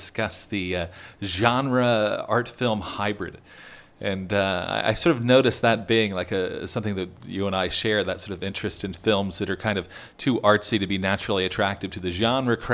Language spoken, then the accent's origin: English; New Jersey, United States; I grew up in South Jersey